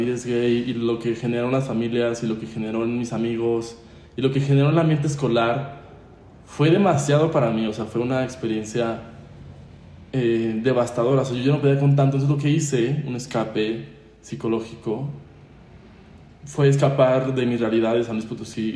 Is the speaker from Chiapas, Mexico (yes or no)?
no; San Luis Potosí, Mexico; yo soy mexicano, nacido en San Luis Potosí.